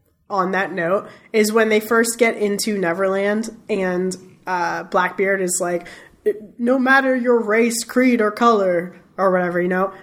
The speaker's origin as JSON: {"language": "English", "region": "Florida", "country": "United States", "said": "we're all from Florida."}